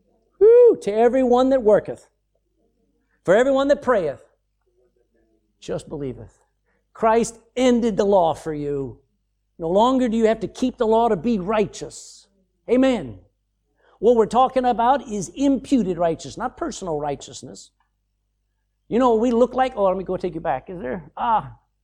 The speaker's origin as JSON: {"language": "English", "region": "the South", "country": "United States", "accent": "Southern", "said": "my accent was probably still a little bit southern at that point."}